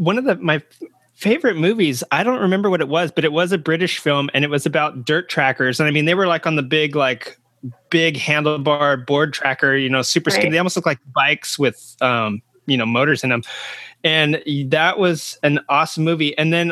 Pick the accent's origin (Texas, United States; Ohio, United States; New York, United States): Texas, United States; Being a Texan also